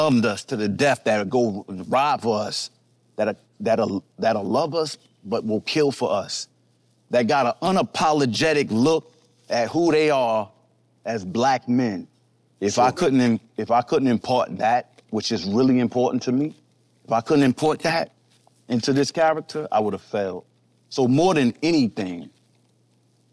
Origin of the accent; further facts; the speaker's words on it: New York City, New York, United States; I'm from Harlem.